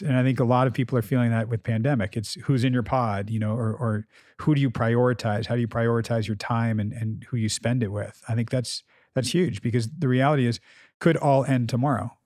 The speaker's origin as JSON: {"language": "English", "country": "United States", "said": "when they asked where we were from, we felt safe enough and we said America"}